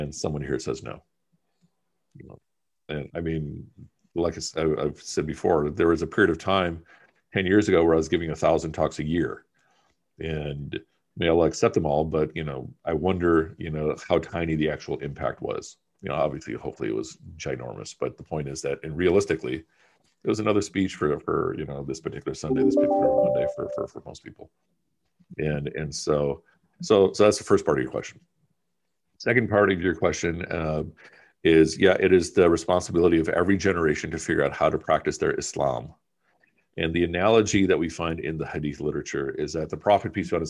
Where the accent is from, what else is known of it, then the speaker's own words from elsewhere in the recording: United States; also born or lived in Pakistan; I went to high school here, my sister went to high school there, so forth, so on, to emphasize that I'm about as close to being a son of the soil as possible, even though I was born in Pakistan